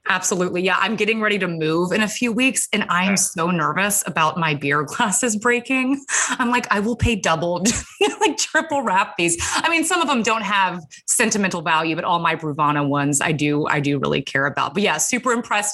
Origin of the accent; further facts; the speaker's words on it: Atlanta, Georgia, United States; now in New York, United States; I'm originally from Atlanta, Georgia